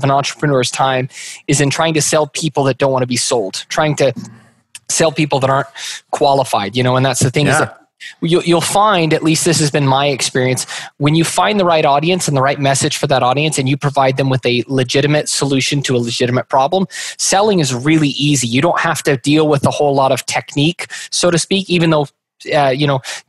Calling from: Meridian, Idaho, United States; Meridian, Idaho, which is right next to Boise. So pretty much Boise, Idaho.

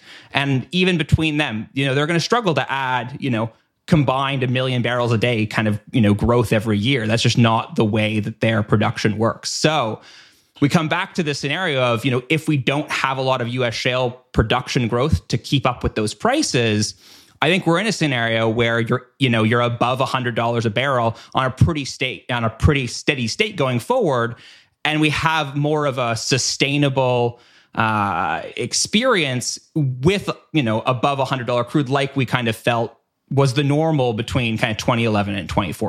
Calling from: Canada; again, I'm speaking from Canada here.

